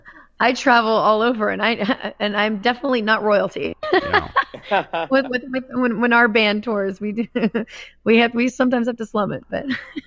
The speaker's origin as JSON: {"language": "English", "region": "Louisiana", "country": "United States", "tie": "born or raised there", "moved": "yes", "lives_now": "Los Angeles, United States"}